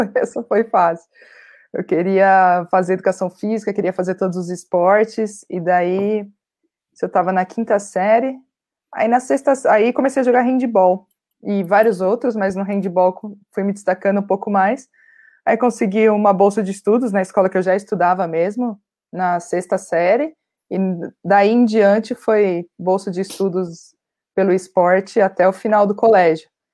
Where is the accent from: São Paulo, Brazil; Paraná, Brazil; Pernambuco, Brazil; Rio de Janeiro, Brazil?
São Paulo, Brazil; Santo André; Eu sou de Santo André, né, do ABC Paulista